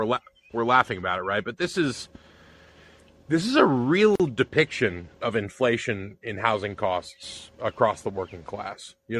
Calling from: Tennessee, United States

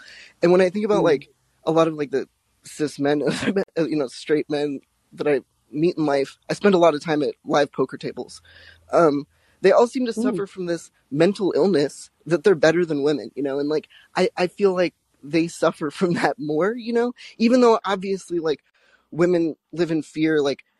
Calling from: Salem, Oregon, United States; Oh, I'm in Salem, Oregon right now.

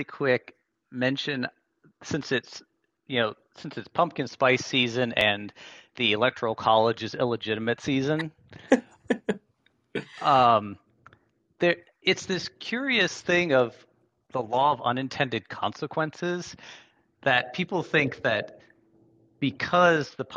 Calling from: Central Florida, United States; I'm also calling from Florida

